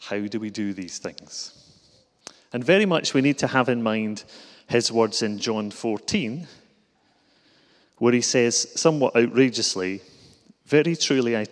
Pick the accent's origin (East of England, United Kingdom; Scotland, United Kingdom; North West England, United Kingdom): Scotland, United Kingdom; Glasgow; accent: Glasgow; I'm from Glasgow